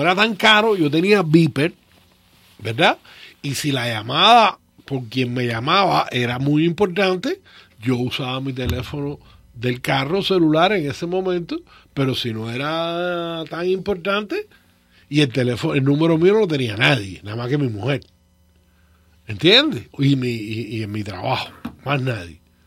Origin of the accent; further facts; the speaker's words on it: Cuba; moved away as an adult; yo me fui de Cuba en marzo del 79. A mí me pagaban una vez al mes en cash. Yo nunca vi un cheque en Cuba.